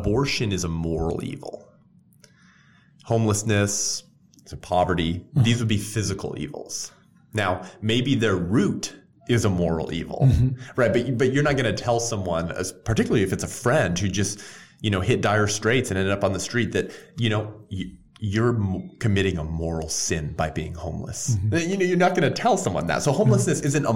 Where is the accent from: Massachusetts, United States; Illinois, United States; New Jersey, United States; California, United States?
California, United States; Whittier; I grew up here in Southern California, a little city called Whittier